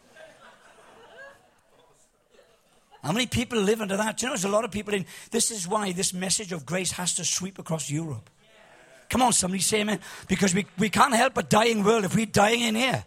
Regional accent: Cardiff, Wales, United Kingdom; I'm from Cardiff.

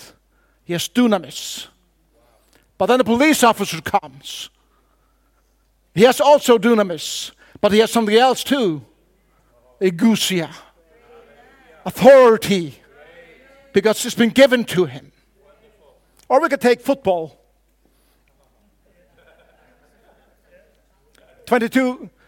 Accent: Faroe Islands; first language Faroese; English is a second language; I come from the Faroe Islands

